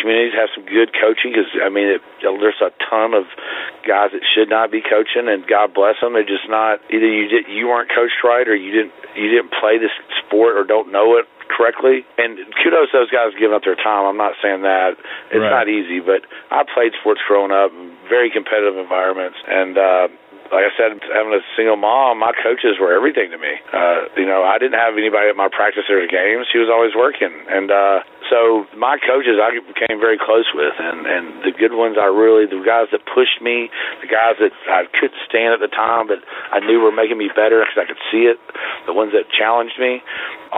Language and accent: English; Nashville, Tennessee, United States; also born or lived in Chapel Hill, Tennessee; now in Spring Hill, United States; Grew up there